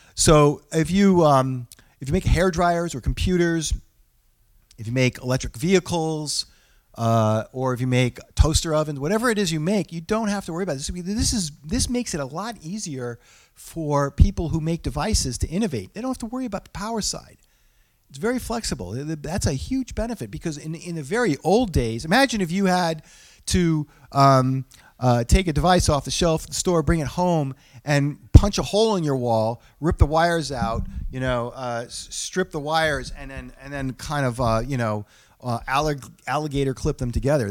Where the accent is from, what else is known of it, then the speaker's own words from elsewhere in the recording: New England, United States; I'm from New England